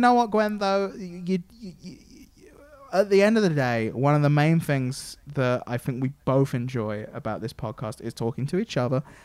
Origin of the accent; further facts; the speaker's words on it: England, United Kingdom; I'm obviously English and from England